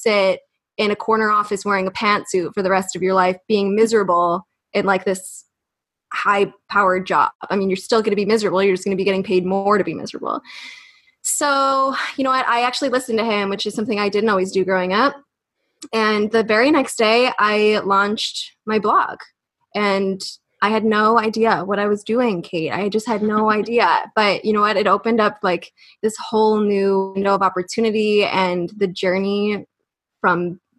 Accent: United States; We're from the States

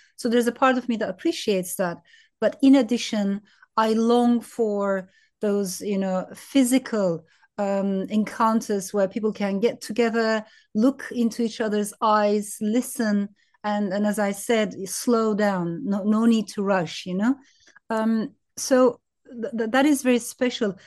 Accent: Turkey; also born or lived in France; I was born in France, but raised in Turkey.

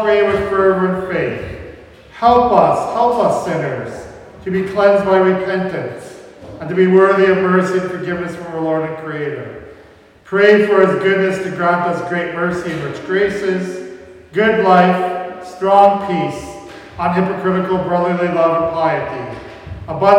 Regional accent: Rama, Saskatchewan, Canada; We grew up in Rama

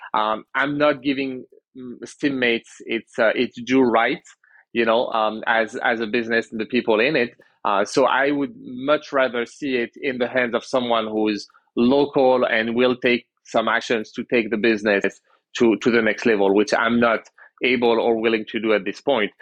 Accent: France; moved away as an adult; now in Canada; I was born in Canada. I grew up in France. Went back to Canada uh, about ten years ago.

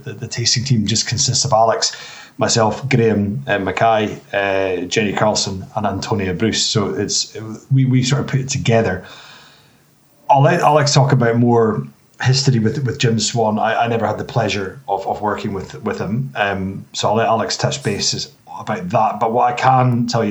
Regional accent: the Highlands, Scotland, United Kingdom; also born or lived in New Zealand; I live in Nairn now, just outside Inverness, but we're all from the Highlands

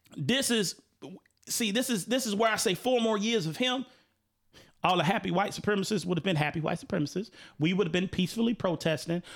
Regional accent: Chicago, Illinois, United States; I'm from Chicago

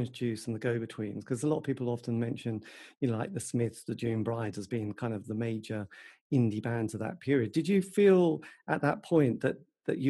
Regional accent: Norwich, East of England, United Kingdom; I come from Norwich

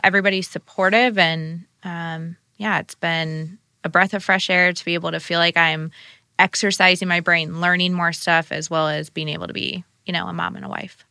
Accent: Sarasota, Florida, United States; moved away as an adult; now in Indiana, United States; I grew up in Sarasota, Florida

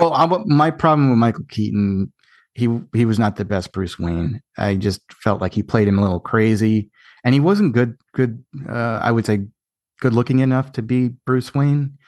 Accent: Ireland; I'm Irish too.

